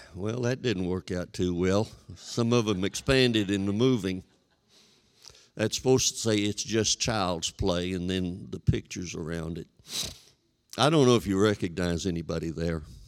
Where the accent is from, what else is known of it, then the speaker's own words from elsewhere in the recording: West Texas, United States; Twice in my hometown, my folks moved from an established church to a beginning church to help get it started.